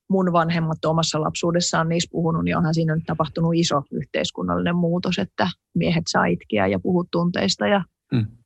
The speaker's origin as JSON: {"language": "Finnish", "country": "Finland", "also_born_or_lived": "Sweden / United States", "said": "sitten kun muutti Suomeen, niin vaikka mä olin niin kuin silloin nuorikin, niin kyllä mä silti, silti niin kuin hämmästelin tätä meidän suomalaista vuorovaikutustapaa"}